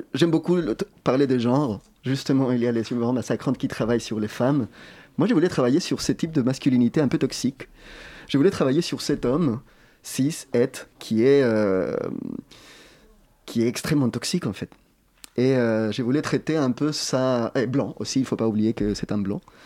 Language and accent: French; Chile; moved away; je viens du Chili